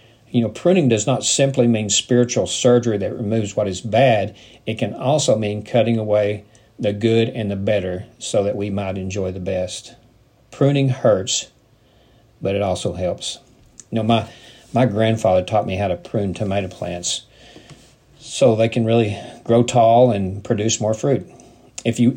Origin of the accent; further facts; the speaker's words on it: United States; as a person growing up in the Midwest, in the South